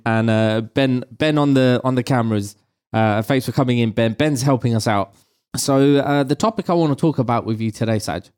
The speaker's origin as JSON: {"language": "English", "region": "London", "country": "United Kingdom", "tie": "born or raised there", "said": "I was raised in, I was raised in London."}